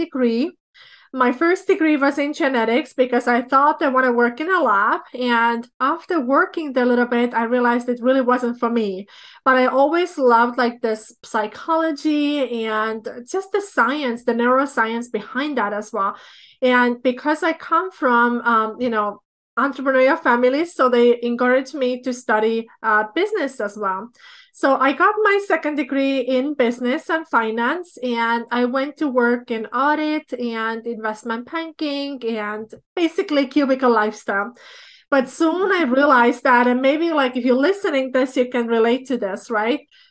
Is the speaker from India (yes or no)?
no; Estonia; moved away as an adult; now in Minnesota, United States; I was born in Soviet Union, but I grew up in Republic of Estonia.